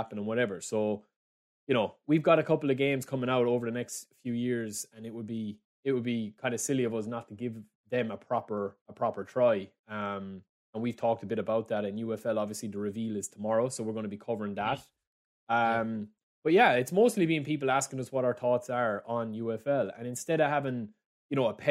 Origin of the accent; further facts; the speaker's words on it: Ireland; because I'm Irish.